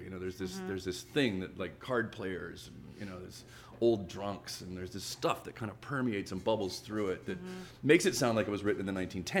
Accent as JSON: {"language": "English", "region": "Alabama", "country": "United States", "said": "Yeah, okay, I'm from Alabama, but it ain't Southern Rock, and yeah, we're a rock band from the South"}